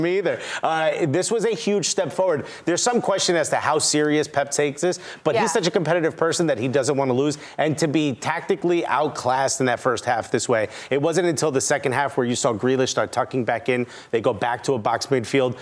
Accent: Newark, New Jersey, United States; Growing up in Newark

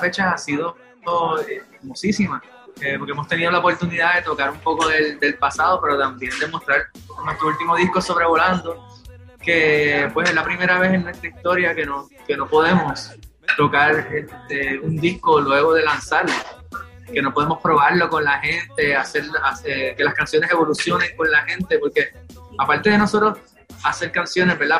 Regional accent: Puerto Rico; nosotros, siendo una banda puertorriqueña

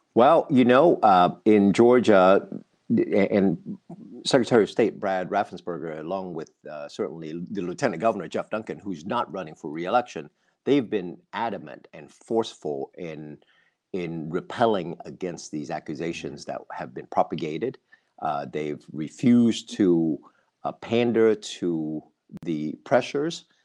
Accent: Vietnam; also born or lived in Australia; now in United States; was born and raised in Vietnam, having lived in Australia

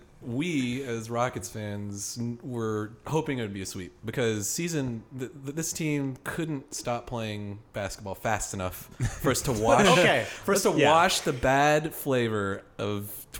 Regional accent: Houston, Texas, United States; I'm from Houston, born and raised.

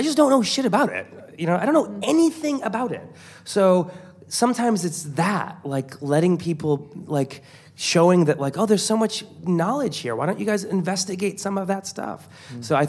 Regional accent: Iran; born there; I'm Iranian, so I have a lot of places that I can go to. I was born in Iran, and my parents are very Iranian.

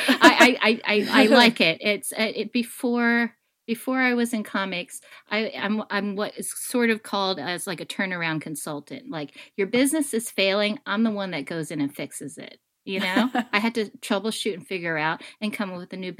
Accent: United States; being Chinese American, Asian American

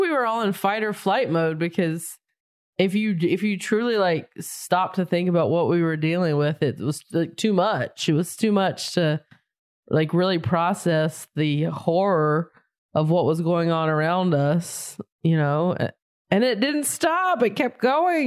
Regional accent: near Charlotte, North Carolina, United States; moved away; also born or lived in Raleigh, North Carolina; I grew up right outside of it. My hometown is very small and quaint

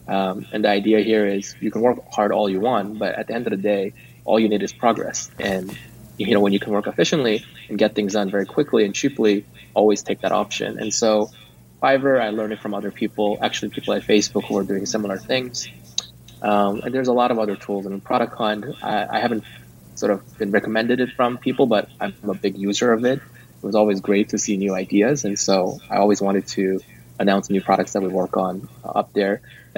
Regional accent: California, United States; I come from Silicon Valley

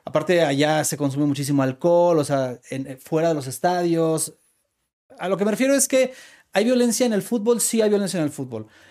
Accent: Guadalajara, Jalisco, Mexico; soy tapatío

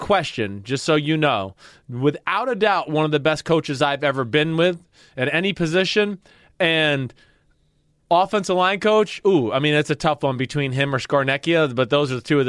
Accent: Kentucky, United States; So I was like, damn, I am from Kentucky, aren't I?

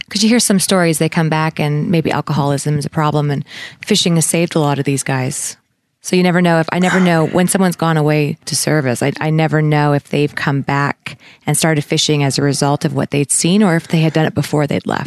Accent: Canada; as a Canadian

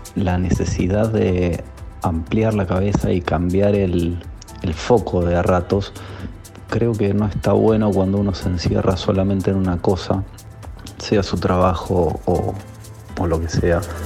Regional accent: Buenos Aires, Argentina; soy de Buenos Aires, capital federal, más precisamente del barrio de Caballito

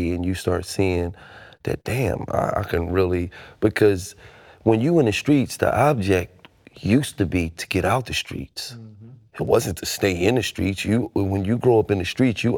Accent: Philadelphia, Pennsylvania, United States; growing up in Philadelphia

